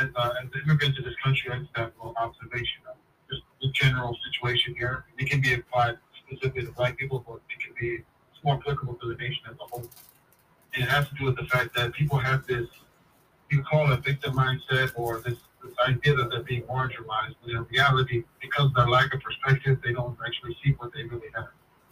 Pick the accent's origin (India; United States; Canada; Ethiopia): Ethiopia; now in North America